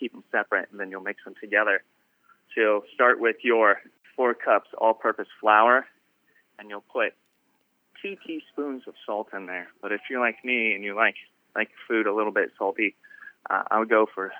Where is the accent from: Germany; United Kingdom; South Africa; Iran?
Germany; also born or lived in Midwest / California; now in United States; I grew up in Germany. My parents were in the Army. So even though I've lived in the Midwest for a while, been get my chops wet cooking in California for about 10 years.